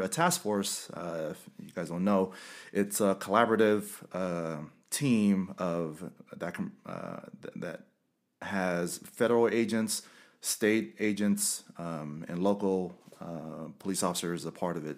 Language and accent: English; Carson, California, United States; moved away; also born or lived in West Valley City, Utah; I'm originally from Los Angeles, uh, Carson, California, and I love where I'm from.